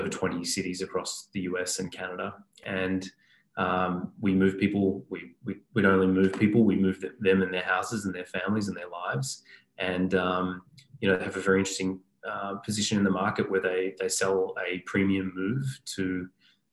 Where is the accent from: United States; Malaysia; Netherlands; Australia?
Australia; Melbourne, Victoria; I'm Australian. I grew up in Melbourne